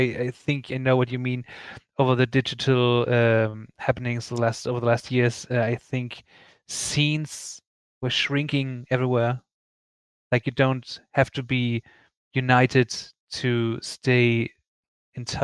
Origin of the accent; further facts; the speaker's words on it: Flensburg, Schleswig-Holstein, Germany; English is a second language; now in Berlin, Germany; I grew up in Flensburg, you know, early 2000s